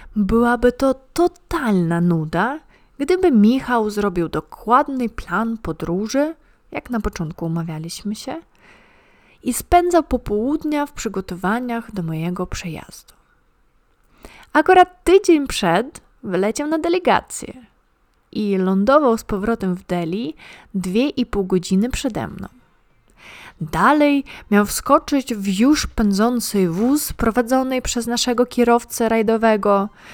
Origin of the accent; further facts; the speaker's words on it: Ukraine; now in Poland; Pochodzę z Ukrainy, ale już długo mieszkam w Polsce.